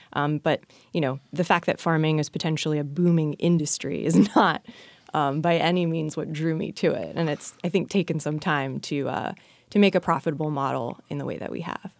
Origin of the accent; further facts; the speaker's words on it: Oklahoma, United States; moved away as an adult; also born or lived in North Carolina; now in Virginia, United States; I'm actually from Oklahoma